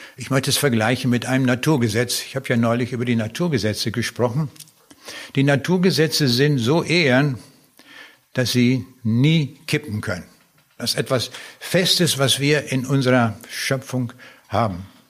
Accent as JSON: {"language": "German", "town": "Lüchow", "region": "Lower Saxony", "country": "Germany", "tie": "born or raised there", "also_born_or_lived": "East Prussia / Föhr, Schleswig-Holstein", "said": "dann haben wir im Wendland gewohnt also hier im äußersten Zipfel von Niedersachsen. Und dann bin ich in Lüchow zur Schule gegangen"}